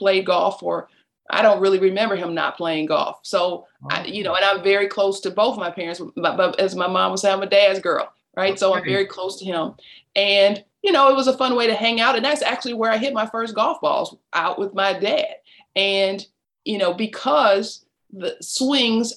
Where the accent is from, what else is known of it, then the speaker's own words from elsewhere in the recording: Detroit, Michigan, United States; now in Atlanta, United States; I grew up in Detroit, Michigan, right in the middle of the city